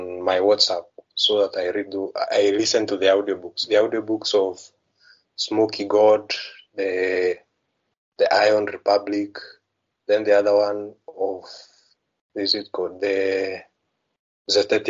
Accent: Kenya; I'm from Kenya

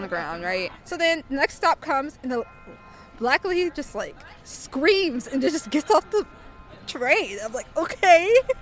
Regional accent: United States

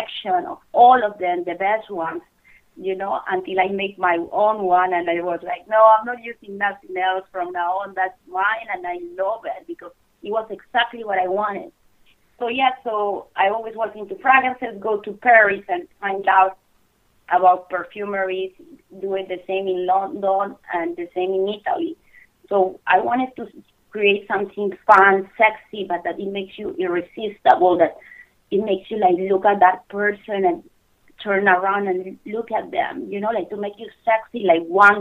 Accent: Bogota, Bogotá Capital District, Colombia; English is a second language; moved away as an adult; also born or lived in Miami; now in United States; I'm from Colombia, from Bogota. That's the capital, and I came 2 years ago with the American Dream

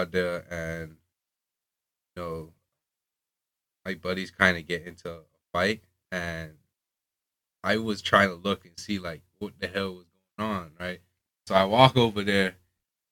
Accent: Bahamas; moved away as an adult; also born or lived in Orlando, Florida; I'm from the Bahamas

